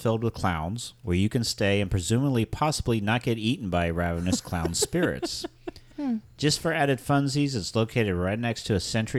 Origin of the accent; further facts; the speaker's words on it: Ohio, United States; So I'll do Ohio real quick because that's my home state.